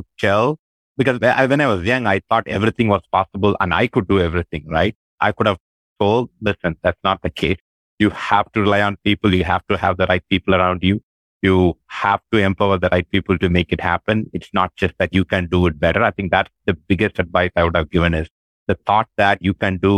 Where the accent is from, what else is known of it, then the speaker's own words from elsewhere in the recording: India; moved away as an adult; now in United States; I'm very proud of the fact of my origin, my Indian origin